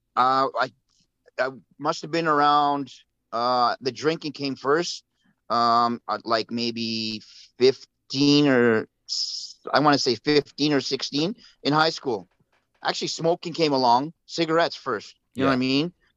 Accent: Vancouver, British Columbia, Canada; I was born and raised in East Vancouver, so I've been been here all my life

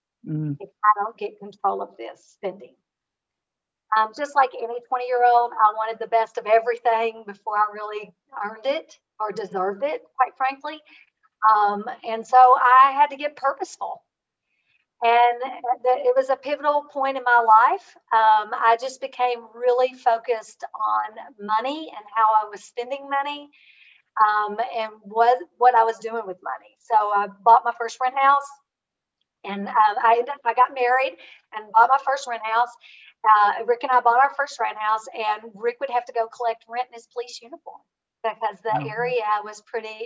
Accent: rural Kentucky, United States; I was raised in Kentucky

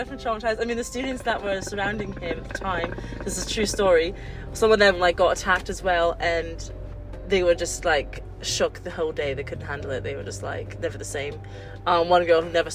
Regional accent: Brighton, South East England, United Kingdom; moved away as an adult; now in Calgary, Canada; I'm from Brighton.

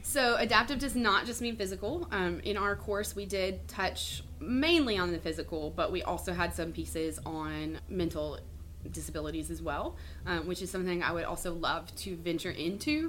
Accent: Mississippi, United States; moved away as an adult; now in Charleston, United States; I am born and raised in Mississippi

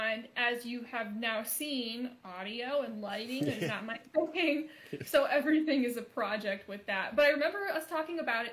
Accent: Michigan, United States; moved away as an adult; now in Las Vegas, United States; I'm initially from Michigan, but I've been living in Las Vegas for the past 11 years

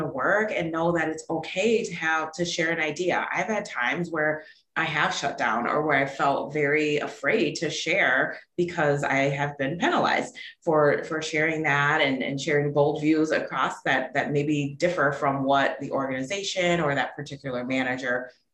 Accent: Milwaukee, Wisconsin, United States; moved away as an adult; also born or lived in Texas; now in Pittsburgh, United States; I grew up in Milwaukee, Wisconsin, lived there my whole life

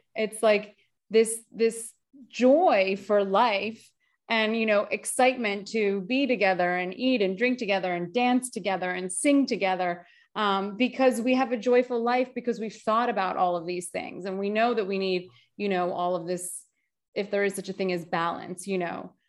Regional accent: United States; I'm Greek American

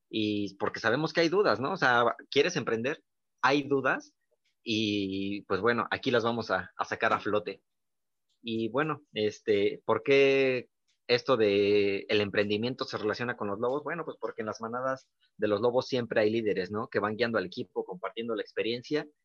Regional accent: Mexico; esta parte mexicana que también tenemos, pues sentirnos orgullosos, ¿no? Que como mexicanos también podemos

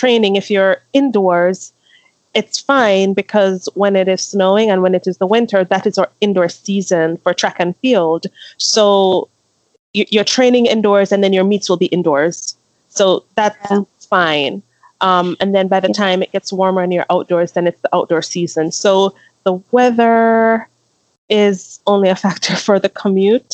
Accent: Jamaica; moved away as an adult; also born or lived in Philadelphia region, Pennsylvania, United States; now in Michigan, United States; I moved from Jamaica to Pennsylvania, to the Philly region, for school, for university

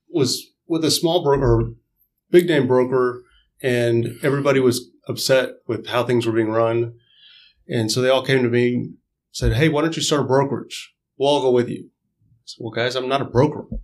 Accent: Katy, Texas, United States; Uh, here in Katy, Houston.

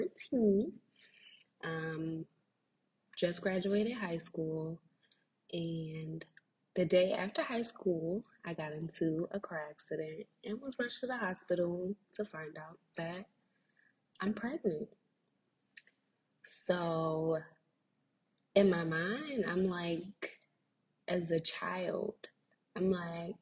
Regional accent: Philadelphia, Pennsylvania, United States; I am from Philly

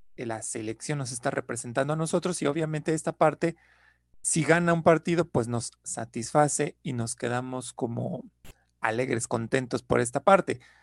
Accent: Mexico; somos mexicanos

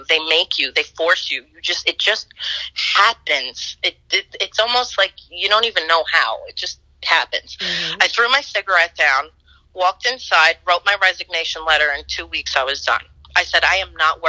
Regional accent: New York City, New York, United States; growing up in Roman Catholic Brooklyn, New York

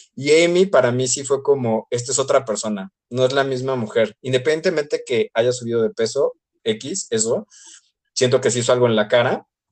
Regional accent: Mexico

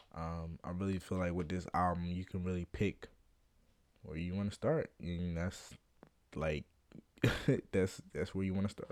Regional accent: Philadelphia, Pennsylvania, United States; I'm from Philly

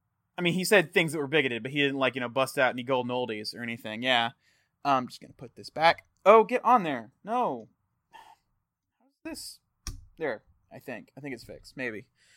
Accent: Texas, United States; also born or lived in Fort Worth; I grew up in a reclamation community in Texas. I was born in Fort Worth. And yeah, like I'm a yokel.

